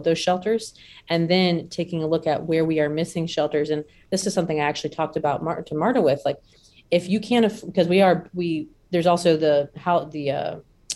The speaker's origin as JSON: {"language": "English", "region": "the South", "country": "United States", "tie": "born or raised there", "said": "I was born and raised in the South."}